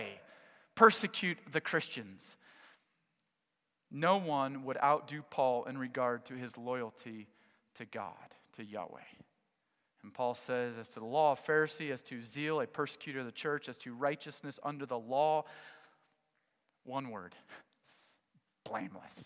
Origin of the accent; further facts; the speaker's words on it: United States; I'm American